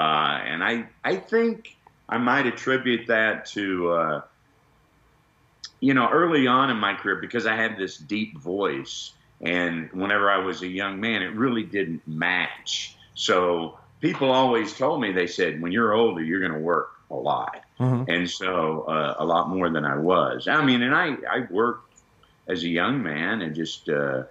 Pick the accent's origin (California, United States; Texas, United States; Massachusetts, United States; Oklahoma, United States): Texas, United States; I grew up in Texas